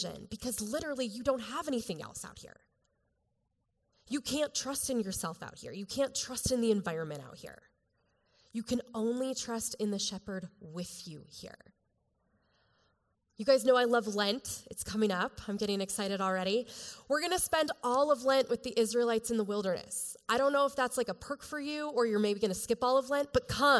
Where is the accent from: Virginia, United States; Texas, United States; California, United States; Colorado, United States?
Colorado, United States; I'm from Colorado.